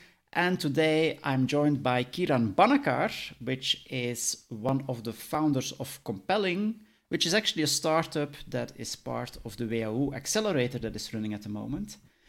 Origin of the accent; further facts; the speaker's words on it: Belgium; because I'm coming from Belgium